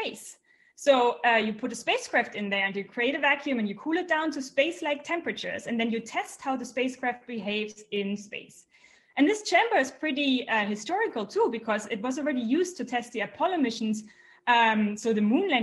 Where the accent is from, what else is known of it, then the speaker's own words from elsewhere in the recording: Germany; I'm from Germany